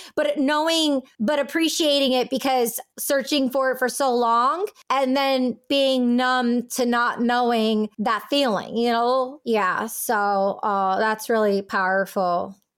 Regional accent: California, United States; growing up in California

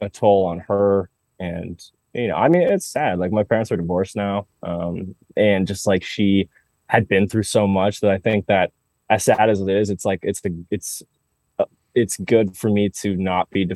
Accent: Denver, Colorado, United States; moved away as an adult; also born or lived in Nashville, Tennessee / Los Angeles; I'm from Denver, Colorado

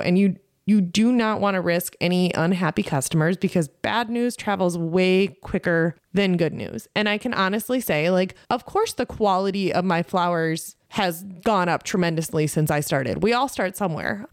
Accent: Lake Benton, Minnesota, United States; I grew up in Southwest Minnesota, on the corner of County Road thirteen and Highway seventy-five, North Lake Benton

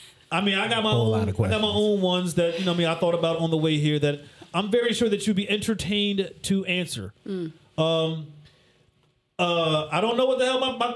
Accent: Whitesboro, New Jersey, United States; I'm from Whitesboro. All right, all the way from the borough

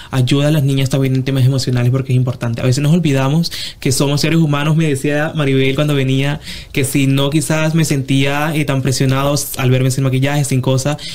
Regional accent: Venezuela; moved away; Vengo de Venezuela, un país en donde para nosotros es una, cultura de mucho, de, sí, de mucha belleza, de mucho de, de muchos certámenes, de muchas cosas.

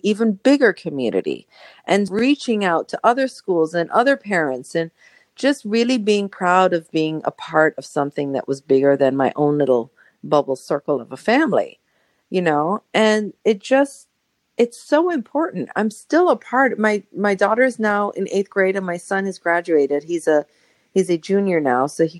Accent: Colombia; now in Los Angeles, United States; you're from Colombia. I'm from Colombia. Yeah, awesome. Let's talk.

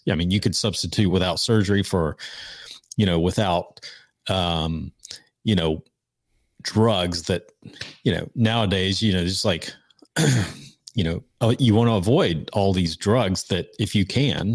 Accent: Georgia, United States; we're from Georgia

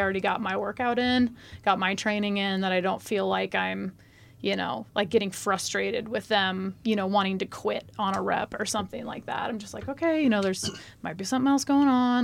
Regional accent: Omaha, Nebraska, United States; also born or lived in Kansas City; I grew up here in Nebraska. I was actually born in Kansas City.

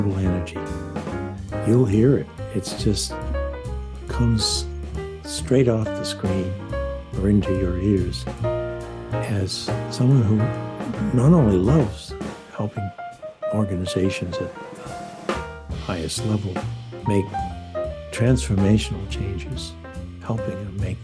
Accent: Maine, United States; accent: Maine; my main accent

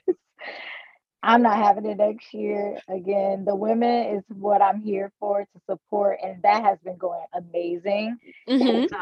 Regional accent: St. Louis, Missouri, United States; I'm from St. Louis as well

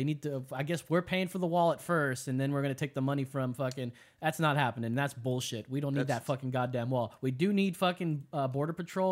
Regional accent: California, United States; I grew up in California

